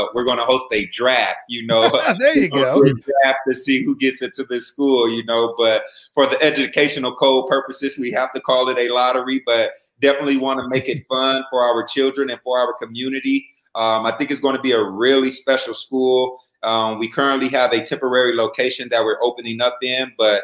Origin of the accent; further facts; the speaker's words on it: Fresno, California, United States; come back to my hometown, which is Fresno, California